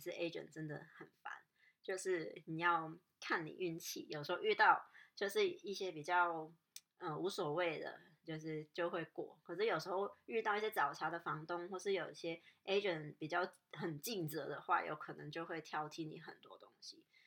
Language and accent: Chinese; Hong Kong; moved away; 我香港人也是比，就是比较，我，我自己也是比较怕生啊